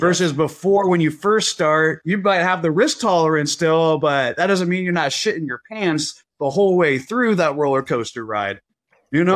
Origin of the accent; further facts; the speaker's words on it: Las Vegas, Nevada, United States; I was born in Vegas